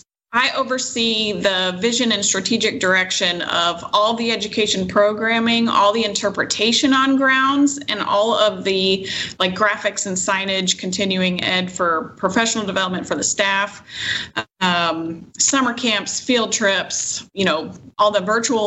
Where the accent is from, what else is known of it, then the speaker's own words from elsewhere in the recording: Charlotte, North Carolina, United States; I was born in Charlotte, North Carolina.